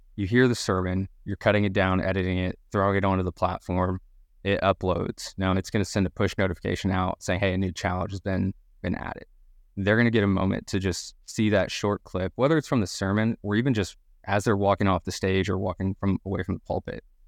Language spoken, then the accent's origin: English; Dallas, Texas, United States; moved away as an adult; also born or lived in Birmingham, Alabama; now in Louisville, United States; I'm originally, uh, from Dallas, Texas, as any good Texan, I have to make note that I'm from Texas.